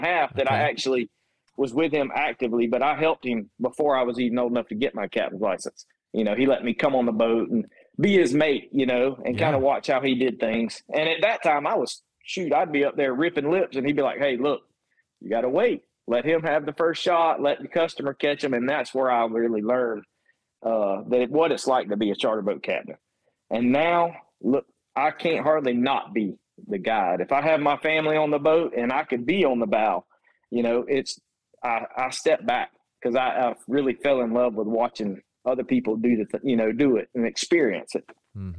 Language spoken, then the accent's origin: English; Gainesville, Florida, United States; I grew up in Gainesville. Okay. Yep. That's where I was born and raised, right here.